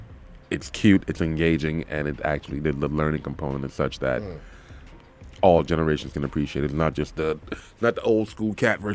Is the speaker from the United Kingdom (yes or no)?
no; the South, United States; And I'm from the South.